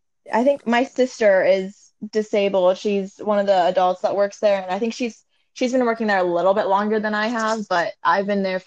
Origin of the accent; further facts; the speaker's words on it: Cincinnati, Ohio, United States; I am from Cincinnati, born and raised in the Natty, and yeah.